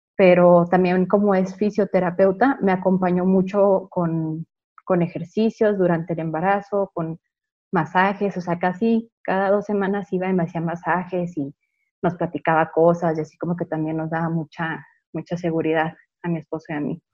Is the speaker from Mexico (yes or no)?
yes; Chihuahua, Mexico; nací aquí en Chihuahua